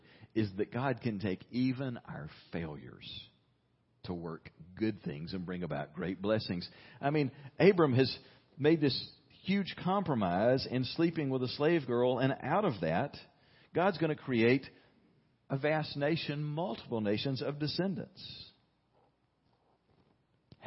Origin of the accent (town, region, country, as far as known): United States